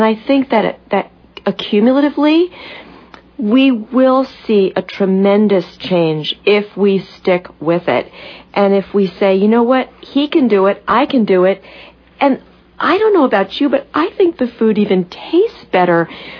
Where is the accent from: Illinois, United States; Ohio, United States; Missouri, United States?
Missouri, United States; born or raised there